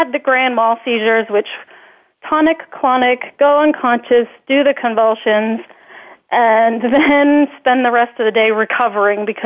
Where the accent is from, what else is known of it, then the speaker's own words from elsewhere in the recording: Northern Virginia, United States; I grew up in the Northern Virginia area